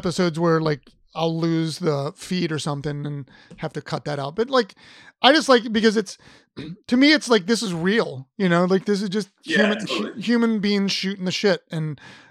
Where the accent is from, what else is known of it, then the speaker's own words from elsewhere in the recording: Ohio, United States; I'm from Ohio.